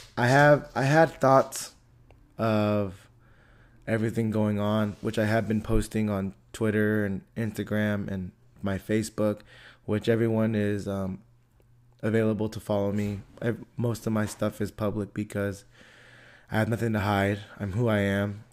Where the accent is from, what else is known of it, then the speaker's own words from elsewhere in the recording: Antioch, United States; I grew up in Antioch, you know, and I still live in Antioch.